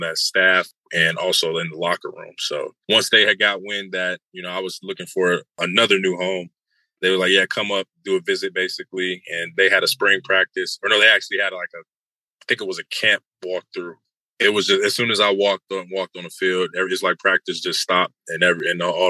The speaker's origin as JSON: {"language": "English", "town": "Youngstown", "region": "Ohio", "country": "United States", "tie": "born or raised there", "said": "my hometown college"}